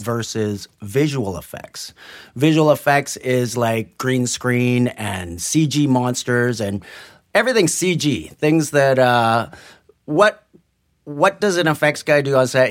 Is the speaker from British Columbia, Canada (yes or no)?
yes; Burnaby, British Columbia, Canada; also born or lived in Vancouver / New Westminster; I was born in Vancouver, and I was brought up in New West and Burnaby